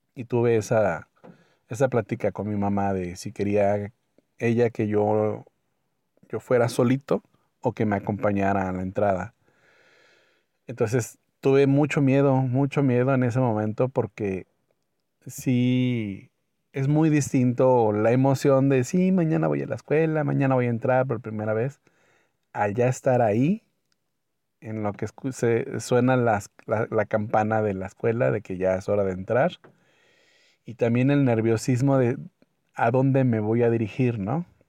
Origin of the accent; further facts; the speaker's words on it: Mexico; soy de México